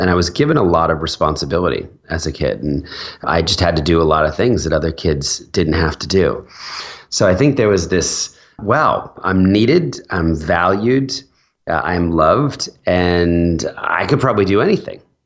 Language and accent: English; New Jersey, United States; also born or lived in Philadelphia; I was born in Philadelphia, and, and when I was four, my dad took a new job, uh, over in New Jersey, and he wanted to move the family